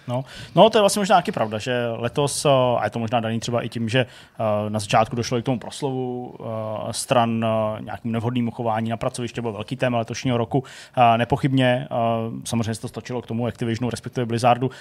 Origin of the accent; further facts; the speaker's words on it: Czechia; u nás v Čechách